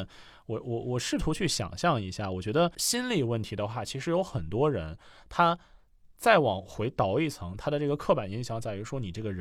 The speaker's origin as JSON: {"language": "Chinese", "region": "Beijing", "country": "China", "said": "因为我是北京人嘛，"}